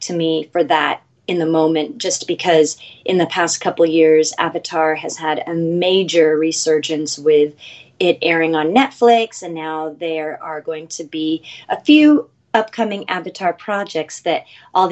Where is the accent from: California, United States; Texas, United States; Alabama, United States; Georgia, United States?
California, United States; Los Angeles; We all were born and raised in Los Angeles proper, grew up here